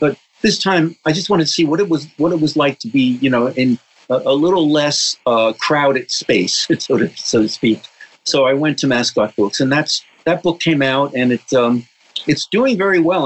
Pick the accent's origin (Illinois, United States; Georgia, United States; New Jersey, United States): New Jersey, United States; growing up in New Jersey